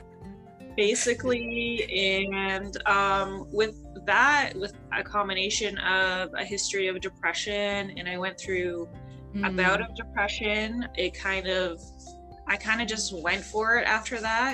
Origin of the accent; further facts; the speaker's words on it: Toronto, Ontario, Canada; moved away as an adult; now in Baltimore, United States; I'm from Toronto, so just recently moved here about 3 years ago